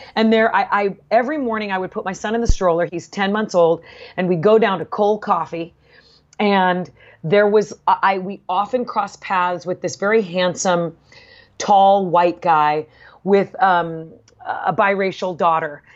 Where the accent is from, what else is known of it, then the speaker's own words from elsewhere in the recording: Southern California, United States; also born or lived in Bay Area, California; we moved from Southern California